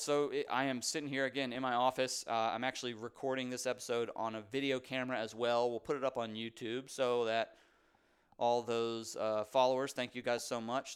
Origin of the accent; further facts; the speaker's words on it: Raleigh, North Carolina, United States; live in Raleigh, North Carolina, actually where I was born and raised here in Raleigh, North Carolina